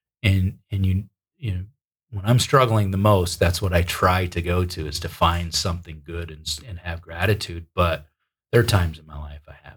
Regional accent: upstate New York, United States; moved away; I like traveling back to my hometown. And it's a little dinky town in upstate New York

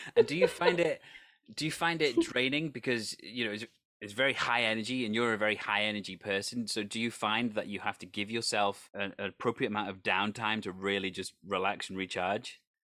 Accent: Wales, United Kingdom; I come from a country that has its own language. I, I am Welsh

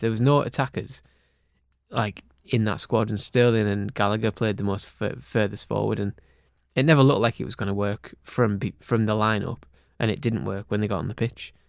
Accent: Cumbria, North West England, United Kingdom; moved away; I grew up in Cumbria

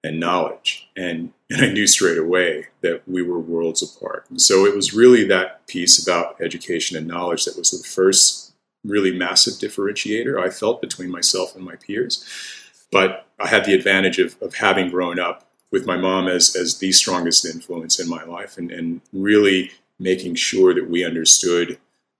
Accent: the South, Georgia, United States; for me, it really sort of came home how different I was whenever we moved to Georgia

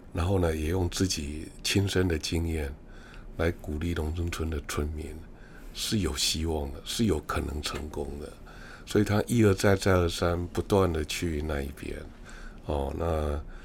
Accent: Taiwan; 尤其作为一个完整的台湾人

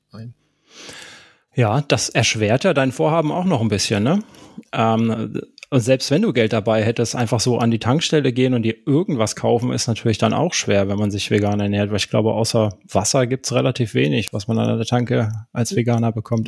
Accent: Karlsruhe, Baden-Württemberg, Germany; moved away; Meine Heimat, da komme ich her, gebürtig.

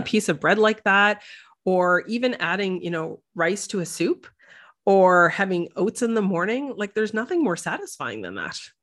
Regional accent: Canada; moved away as an adult; now in Netherlands; I describe myself as a Canadian, uh, naturopathic doctor

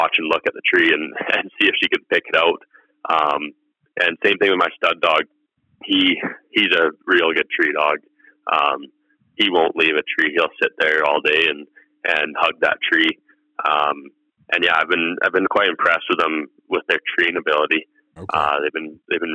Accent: Southern Alberta, Canada; I'm from Southern Alberta.

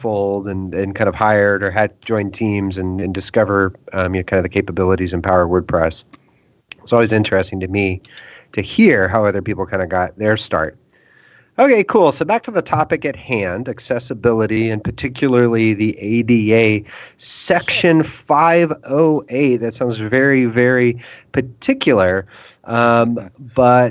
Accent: Houston, Texas, United States; now in Austin, United States; I grew up in Houston, so I know that environment quite well.

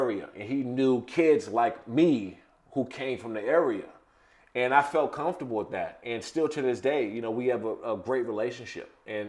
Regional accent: Prince George's County, Maryland, United States; I grew up in Prince George's County, Maryland. We grew up in bad, bad times there.

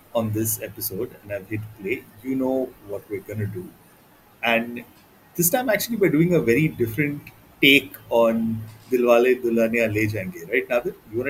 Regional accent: India; growing up in the 90s in India

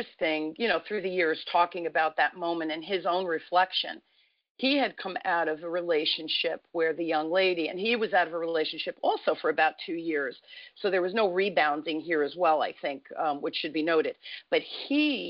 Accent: Newark, New Jersey, United States; I grew up in Newark, New Jersey

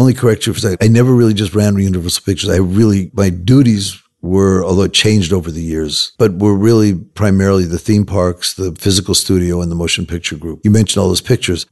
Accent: Los Angeles, California, United States; I grew up in Hollywood, Los Angeles

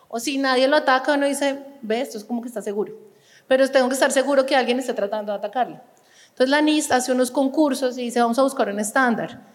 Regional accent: Colombia; moved away as an adult; also born or lived in France / Copenhagen, Denmark; después me volví a Colombia por motivos de familia, quería volver al país.

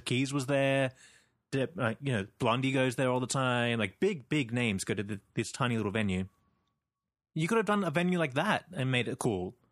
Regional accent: Sydney, New South Wales, Australia; I'm from Sydney

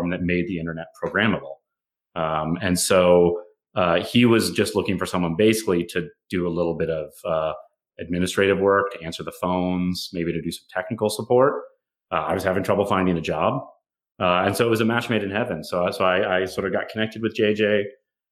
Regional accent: McPherson, Kansas, United States; moved away as an adult; also born or lived in Minnesota / Seattle; now in Boston, United States; I grew up in a small town in the middle of Kansas, a town called McPherson, Kansas, about an hour north of Wichita.

